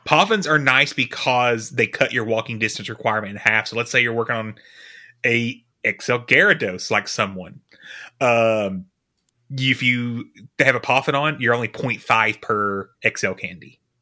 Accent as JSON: {"language": "English", "region": "the South", "country": "United States", "tie": "born or raised there", "said": "I grew up in the South"}